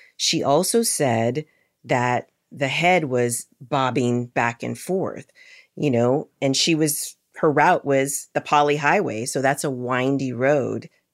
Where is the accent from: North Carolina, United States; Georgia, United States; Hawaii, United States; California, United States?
Hawaii, United States; we were growing up in Hawaii